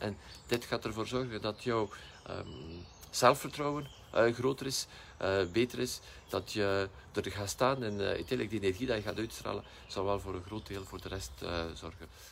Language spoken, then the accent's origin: Dutch; West Flanders, Belgium; bij ons in West-Vlaanderen